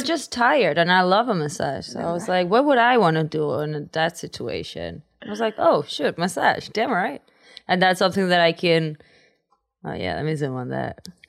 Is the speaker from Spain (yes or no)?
yes; Spain; English is a second language; moved away; I come from Spain. So in Spain, the chances of knowing someone that is into acting are very minimal.